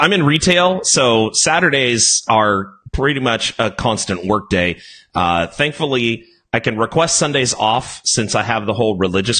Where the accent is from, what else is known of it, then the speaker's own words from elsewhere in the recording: California, United States; I'm from California.